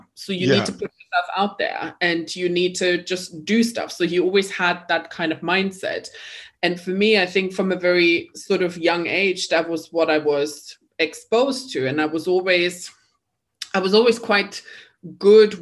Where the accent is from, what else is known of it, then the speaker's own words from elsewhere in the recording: East Germany, Germany; English is a second language; moved away; I am German, so I'm not British. And I grew up in East Germany.